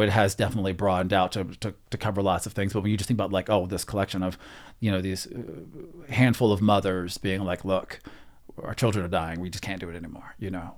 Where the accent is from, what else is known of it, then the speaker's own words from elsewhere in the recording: Texas, United States; moved away; I grew up in Texas